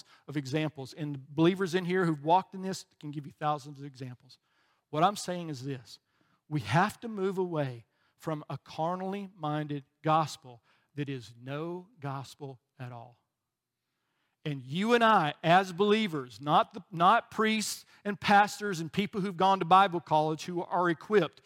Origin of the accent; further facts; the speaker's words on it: Alabama, United States; moved away; I was from Alabama and we didn't have a whole lot of people from other countries living in when I was growing up